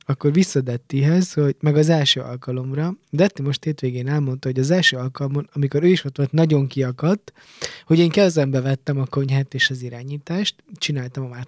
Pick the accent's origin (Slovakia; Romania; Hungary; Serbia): Hungary; De hát tudod, én magyarként...